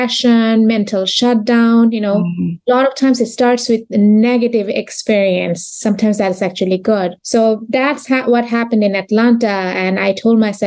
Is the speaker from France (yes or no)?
no; Bangladesh; English is a second language; moved away as an adult; also born or lived in Texas; now in United States; I am originally from Bangladesh.